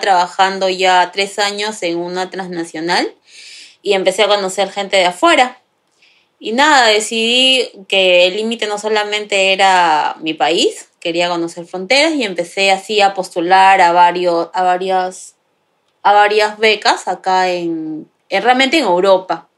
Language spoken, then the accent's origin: Spanish; Lima, Peru; moved away as an adult; now in Madrid, Spain; De Perú. Exactamente, viví en Lima